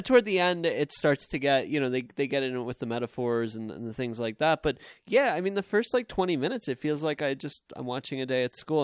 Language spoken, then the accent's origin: English; Long Island, New York, United States; I grew up on Long Island